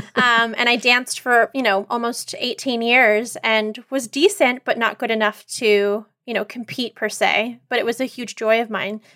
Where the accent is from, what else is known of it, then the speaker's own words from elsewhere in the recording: Northern California, United States; growing up in Northern California, pre-internet, you know, pre-social media